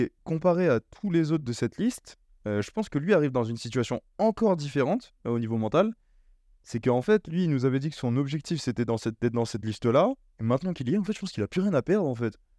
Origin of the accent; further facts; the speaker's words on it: France; on est français